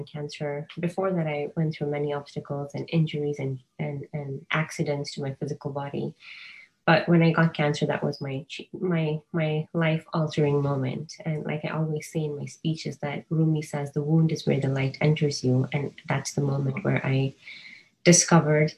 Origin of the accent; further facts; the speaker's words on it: Kenya; moved away as an adult; also born or lived in California; now in United States; I was born and raised in Kenya